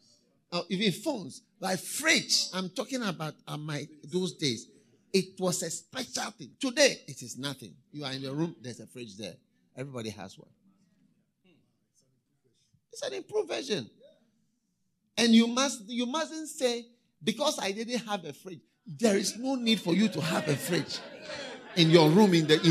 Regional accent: Ghana; in Ghana, when we were going to school, I remember when we were in university, first year

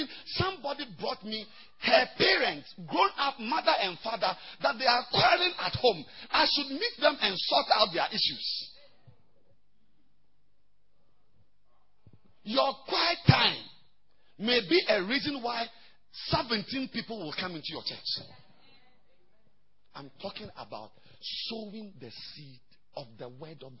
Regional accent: Ghana; I've come from far away

